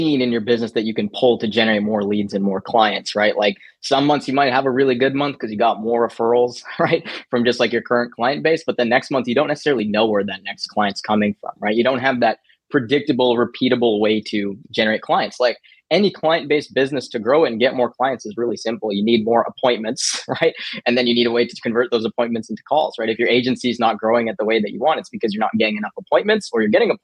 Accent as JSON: {"language": "English", "country": "Canada", "said": "I'm from Canada"}